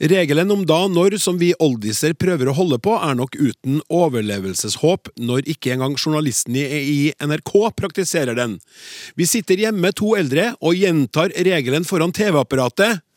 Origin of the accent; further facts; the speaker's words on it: Bergen, Vestland, Norway; og mitt favorittord er rabarbra. Fordi det er så morsomt å si, spesielt eh, som bergenser, fordi det er så mange r-er i ordet.